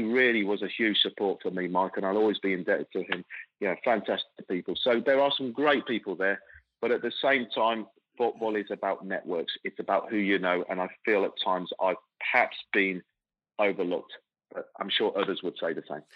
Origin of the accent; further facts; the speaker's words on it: Coventry, West Midlands, United Kingdom; growing up in Coventry. I'm born and bred in in, in, in the in England